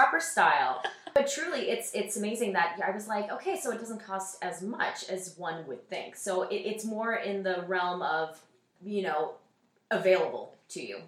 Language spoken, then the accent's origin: English; Seattle, Washington, United States; moved away; I'm originally from Seattle, Washington